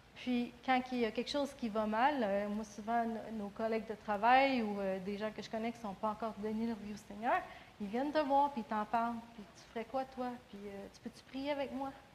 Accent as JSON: {"language": "French", "region": "Quebec", "country": "Canada", "said": "en tant que Québécois"}